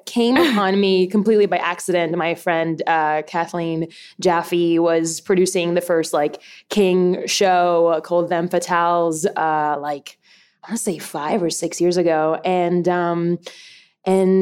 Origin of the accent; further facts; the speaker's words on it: Puerto Rico; I am born and raised in Puerto Rico